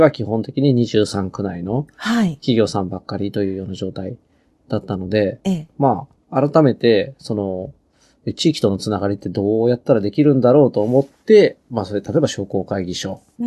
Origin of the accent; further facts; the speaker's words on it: Shizuoka, Japan; moved away as an adult; now in Hachioji, Japan; 静岡でまあ実家に戻る